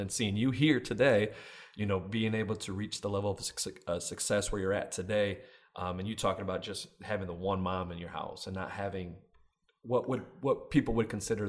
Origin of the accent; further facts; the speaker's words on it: Grand Rapids, Michigan, United States; I'm born and raised Grand Rapids, Michigan, too.